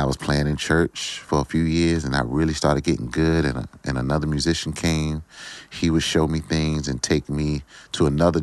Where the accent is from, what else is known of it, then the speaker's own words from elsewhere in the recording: Virginia Beach, Virginia, United States; I feel like, I was in a small neighborhood, very small neighborhood, Friendship Village.